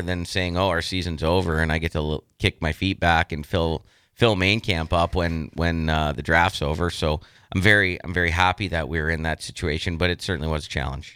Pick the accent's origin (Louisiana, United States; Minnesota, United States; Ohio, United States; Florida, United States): Ohio, United States; Youngstown; now in Lincoln, United States; I'm from Youngstown. I've coached the Phantoms. My whole family's there